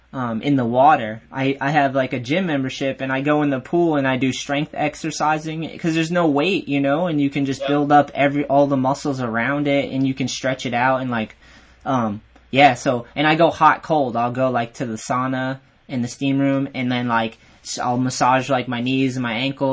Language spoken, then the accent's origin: English; New England, United States; Yeah, I'm from this area. So